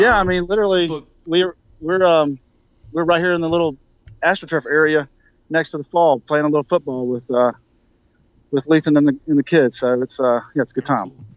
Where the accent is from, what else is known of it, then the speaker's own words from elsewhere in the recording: Mississippi, United States; now in South Carolina, United States; it's my home state